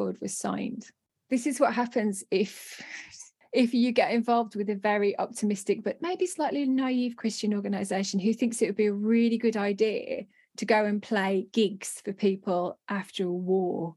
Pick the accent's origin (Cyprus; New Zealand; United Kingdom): United Kingdom; we're British